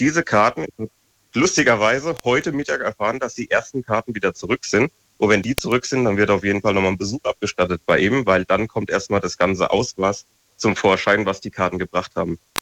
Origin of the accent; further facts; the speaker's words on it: Frankenthal, Rhineland-Palatinate, Germany; ich bin ja aus Frankenthal